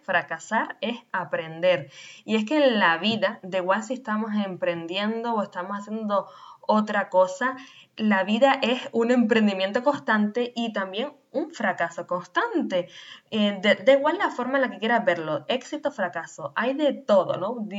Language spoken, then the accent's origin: Spanish; Canary Islands, Spain; nacida en Canarias